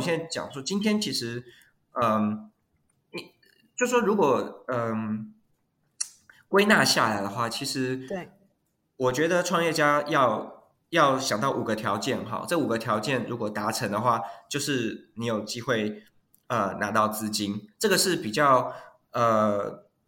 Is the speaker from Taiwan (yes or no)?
yes; Taiwan; moved away as an adult; now in Silicon Valley, United States; 我是，本身是台湾长大哈，然后是这个，呃，比较是 technical 的 background 的背景